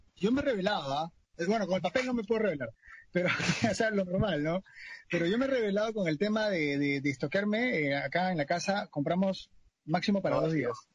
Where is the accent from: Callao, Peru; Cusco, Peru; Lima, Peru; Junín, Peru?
Lima, Peru; yo vivo en Canto Grande y soy de Canto Grande